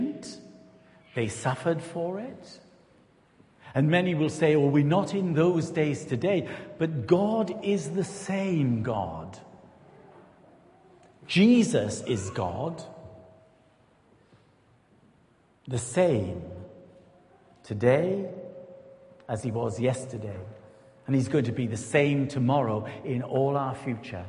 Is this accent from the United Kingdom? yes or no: yes; Newport, Wales, United Kingdom; moved away as an adult; also born or lived in Rossendale Valley, Lancashire / Belvedere, Greater London / St Austell; We're from the Newport-Gwent area